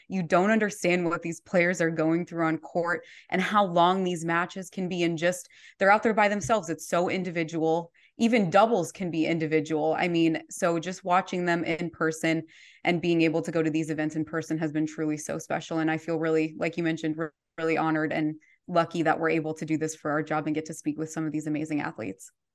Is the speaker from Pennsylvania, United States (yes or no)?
no; Colorado, United States; now in Minneapolis, United States; I'm from Colorado originally. I live in Minneapolis now